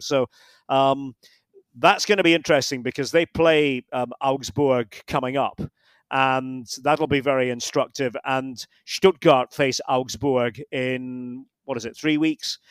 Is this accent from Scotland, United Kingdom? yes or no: yes; Scotland, United Kingdom; being a Scot